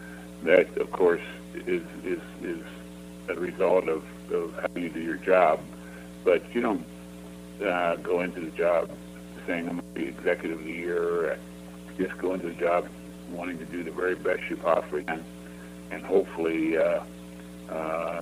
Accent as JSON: {"language": "English", "region": "Ohio", "country": "United States", "tie": "born or raised there", "moved": "as an adult", "said": "I grew up in Ohio, and it was like to move back home"}